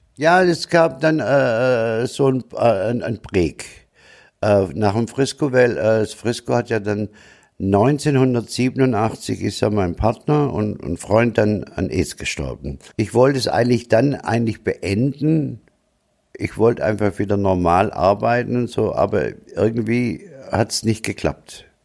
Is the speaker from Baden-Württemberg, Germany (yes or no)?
yes; Tübingen, Baden-Württemberg, Germany; accent: Swabian; also born or lived in Stuttgart / Freiburg; now in Munich, Germany; gebürtig bin ich in Tübingen, bin dann nach Stuttgart, von Stuttgart nach Freiburg und von Freiburg nach München.